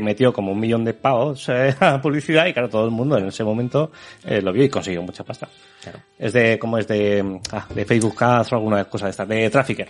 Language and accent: Spanish; Spain; nosotros como españoles